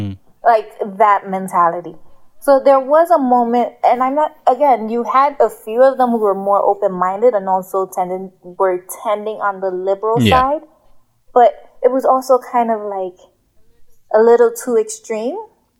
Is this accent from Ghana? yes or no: yes; Ghana; In case I need to travel out of this country, I'm Ghanaian.